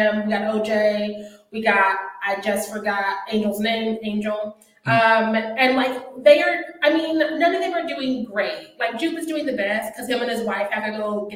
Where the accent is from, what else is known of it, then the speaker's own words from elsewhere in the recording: Missouri, United States; I'm from Missouri